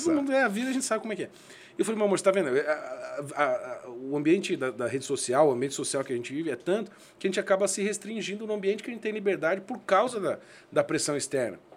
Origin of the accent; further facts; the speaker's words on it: Curitiba, Paraná, Brazil; now in Londrina, Brazil; Eu sou de Curitiba, mas moro moro em Londrina já há 22 anos